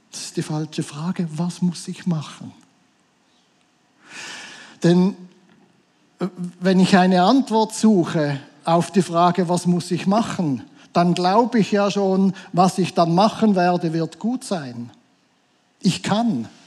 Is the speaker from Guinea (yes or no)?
no; Switzerland; wir sind, wir sind Schweizer. Das sehe ich jedes Mal, wenn das Flugzeug wieder in der Schweiz landet.